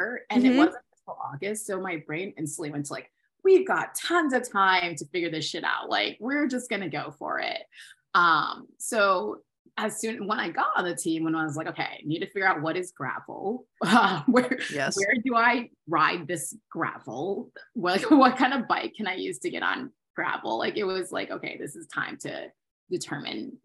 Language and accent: English; Maryland, United States; I'm from Maryland, from the suburbs.